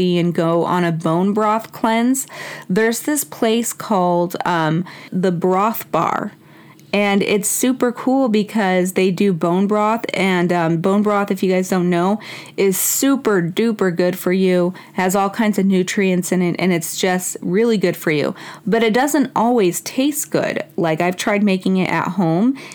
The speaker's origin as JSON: {"language": "English", "country": "Mexico", "tie": "born or raised there", "moved": "yes", "said": "I was born in Mexico"}